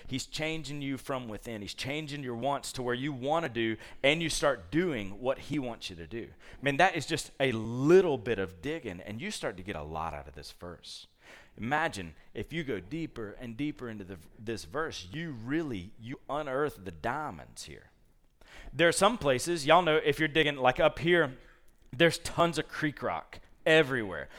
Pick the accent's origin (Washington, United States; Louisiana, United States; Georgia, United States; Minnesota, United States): Georgia, United States; Columbus; moved away; I grew up in Columbus, Georgia, so there were no leaves to rake up.